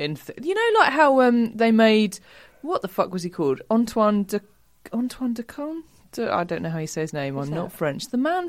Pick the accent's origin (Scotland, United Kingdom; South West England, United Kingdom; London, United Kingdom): London, United Kingdom; I'm from London.